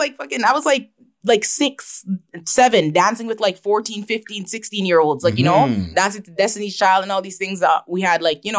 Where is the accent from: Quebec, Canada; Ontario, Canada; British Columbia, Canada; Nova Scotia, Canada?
Ontario, Canada; Toronto; I was born and raised my childhood in Toronto, and I moved to Brampton. I started grade 8 in Brampton.